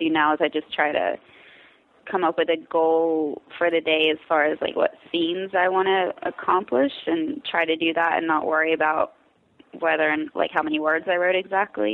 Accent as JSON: {"language": "English", "town": "Wilkesboro", "region": "North Carolina", "country": "United States", "tie": "born or raised there", "moved": "as an adult", "lives_now": "New York, United States", "said": "It's called Wilkesboro, and the county is called Wilkes County, which is what most people say is, like, I'm from Wilkes County."}